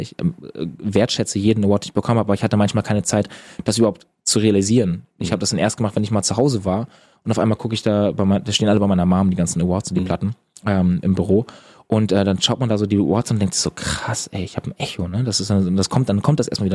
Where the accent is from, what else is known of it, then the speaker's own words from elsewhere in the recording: Eutin, Schleswig-Holstein, Germany; moved away; bei uns in Eutin